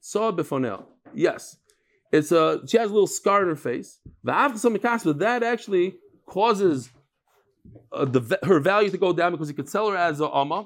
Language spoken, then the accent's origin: English; Lakewood, New Jersey, United States; I was born in Lakewood